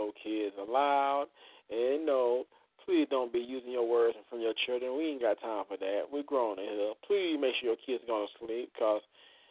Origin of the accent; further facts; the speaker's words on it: Florida, United States; I come from Florida.